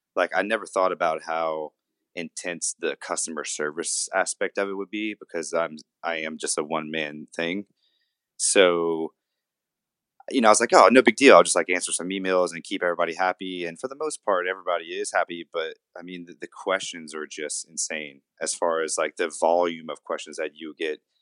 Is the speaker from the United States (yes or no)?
yes; Louisiana, United States; I'm from Louisiana. I was born in a smaller town about forty-seven miles southwest of here.